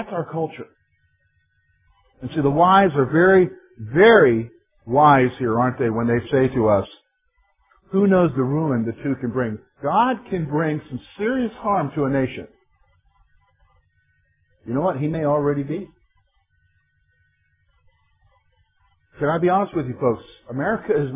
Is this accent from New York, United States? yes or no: no; South Carolina, United States; moved away; I'm not from the North. I'm from South Carolina